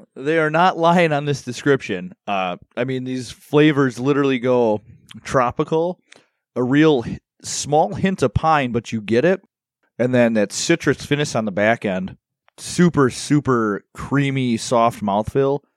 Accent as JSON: {"language": "English", "town": "Milwaukee", "region": "Wisconsin", "country": "United States", "said": "I am from Milwaukee"}